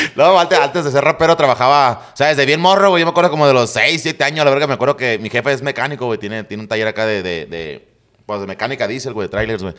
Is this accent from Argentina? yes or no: no; San Luis, Mexico; me cambié a la colonia Reforma, güey. Y ahí ya, ya crecí en la Reforma